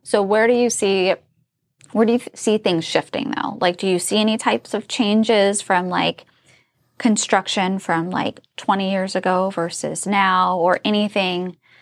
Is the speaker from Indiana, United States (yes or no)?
yes; Indiana, United States; now in Northern Virginia, United States; I'm from Indiana